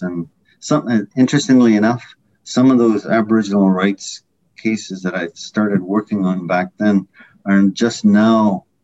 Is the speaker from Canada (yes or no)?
yes; Whitefish River First Nation, near Manitoulin Island, Ontario, Canada; I grew up on the Rez community in near Manitoulin Island, mid-northern Ontario. Whitefish River First Nation